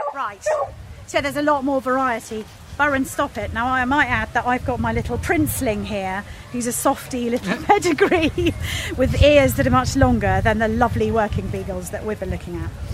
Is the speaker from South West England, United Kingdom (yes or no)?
no; Petersfield, South East England, United Kingdom; I'm from Petersfield